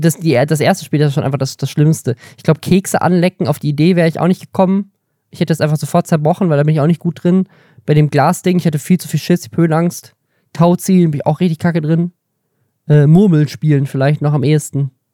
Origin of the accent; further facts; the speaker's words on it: Baden-Württemberg, Germany; ich bin in Baden-Württemberg aufgewachsen